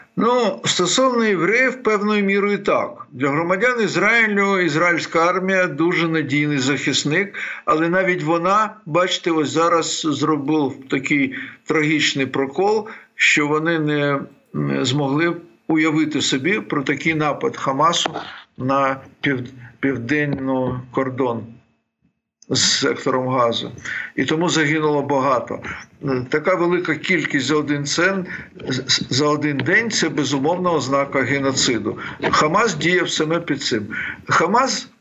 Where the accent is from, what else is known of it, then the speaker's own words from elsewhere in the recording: Bukovina, Ukraine; я сам з Буковини